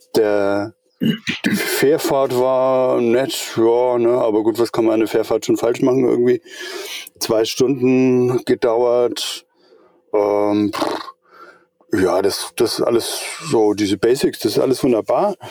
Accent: Eutin, Schleswig-Holstein, Germany; now in Middle Franconia, Germany; Ich bin ein Schleswig-Holsteiner. Ich komme, äh, von der Ostsee drüben, von Eutin

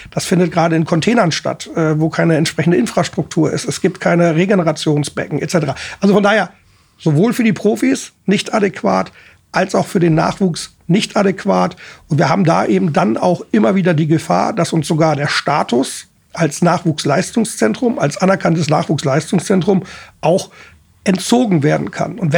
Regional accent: Essen, North Rhine-Westphalia, Germany; ja Alex, du, ich komme aus Essen, ich weiß, was es heißt, unter Einschränkungen zu trainieren

